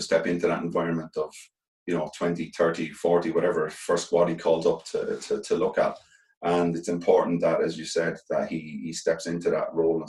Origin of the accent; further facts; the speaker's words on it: Ireland; being Irish players, we just love playing for Ireland